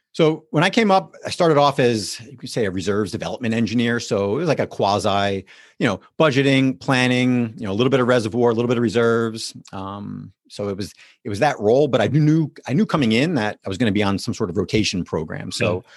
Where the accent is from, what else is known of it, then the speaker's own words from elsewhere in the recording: West Orange, New Jersey, United States; moved away as an adult; also born or lived in Notre Dame, Indiana; now in Pittsburgh, United States; I was born and raised in New Jersey, so what uh, part of East Coast there, uh, northern New Jersey, about ten or fifteen miles outside of New York City.